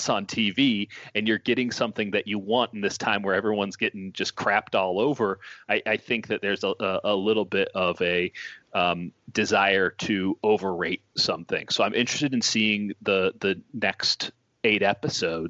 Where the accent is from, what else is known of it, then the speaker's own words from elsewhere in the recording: Chicago, Illinois, United States; I'm a sports writer, I'm a sports fan, and I'm a Chicagoan.